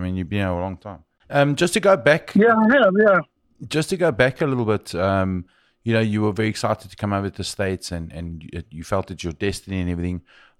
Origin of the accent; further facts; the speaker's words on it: South Africa; moved away; I'm your host … an expat South African who, like many, followed the dream of working overseas.